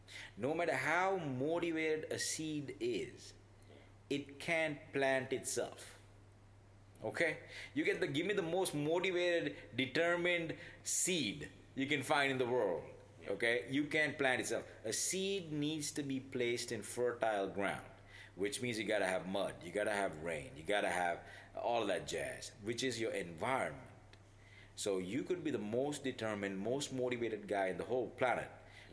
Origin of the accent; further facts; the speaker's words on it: China; English is a second language; this place in my hometown. Where, you know, I think it's also common, very common in China.